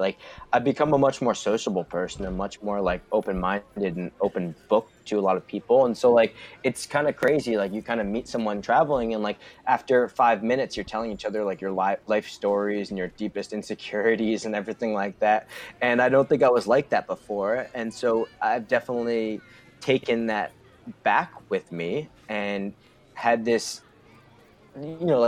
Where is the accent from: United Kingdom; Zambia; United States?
United States; we're from the United States, where it's a melting pot